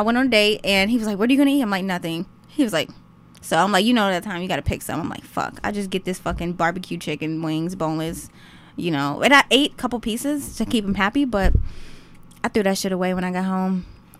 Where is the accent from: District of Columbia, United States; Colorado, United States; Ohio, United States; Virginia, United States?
Ohio, United States; Cleveland; I am from Cleveland, Ohio. I go attend Tri-C because I'm going to school for nutrition.